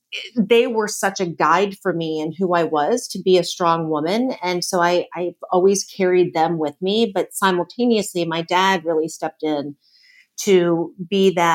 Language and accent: English; outside of Cleveland, Ohio, United States; also born or lived in Canton, Ohio; I was born in Canton, Ohio, a small town outside of Cleveland, and then moved to outside of Cleveland, Ohio, a little bit further in.